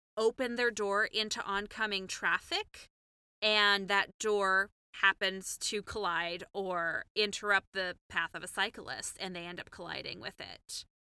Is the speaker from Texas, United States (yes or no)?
yes; Houston, Texas, United States; moved away as an adult; also born or lived in Chicago; as a Texan, as somebody who grew up in Houston